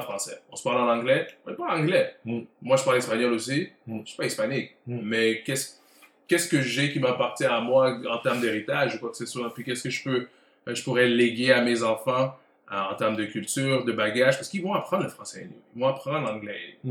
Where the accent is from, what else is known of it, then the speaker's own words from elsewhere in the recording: Montreal, Quebec, Canada; j'ai grandi à Côte-des-Neiges, euh, fier représentant de CDN, et puis euh, c'est la maison.